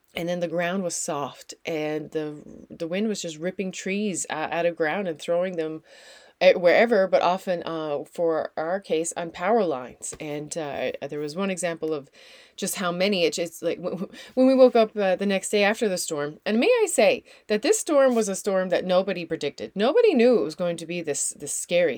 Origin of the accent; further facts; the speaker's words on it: Newfoundland and Labrador, Canada; also born or lived in Netherlands; now in New Brunswick, Canada; I am a Newfoundlander and Canadian.